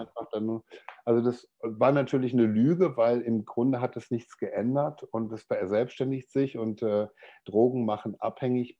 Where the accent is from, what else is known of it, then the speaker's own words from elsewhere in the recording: Dortmund, North Rhine-Westphalia, Germany; ich komme aus Deutschland, aus dem Ruhrgebiet, aus Dortmund. Also ich bin so ein Kohlenpott, äh, ein Kohlenpott-Kind, wie man das so schön sagt bei uns.